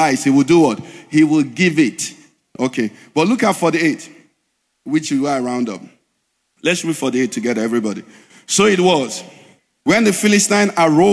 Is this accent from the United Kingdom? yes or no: no; Nigeria; we are planted in Nigeria in this season